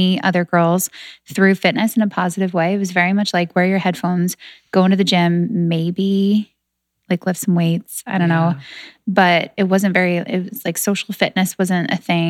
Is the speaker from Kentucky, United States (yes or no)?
no; Southern New Hampshire, United States; moved away as an adult; also born or lived in Boston; now in Manhattan Beach, United States; I actually grew up in New Hampshire, Southern New Hampshire